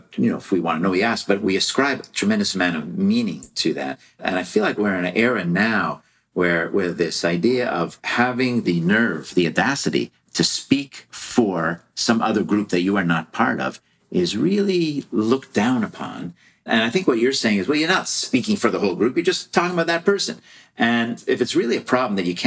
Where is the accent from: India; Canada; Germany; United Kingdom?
Canada; I'm from Canada